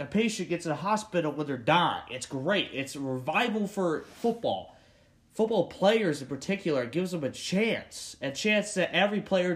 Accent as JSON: {"language": "English", "region": "Pennsylvania", "country": "United States", "said": "my home state of Pennsylvania"}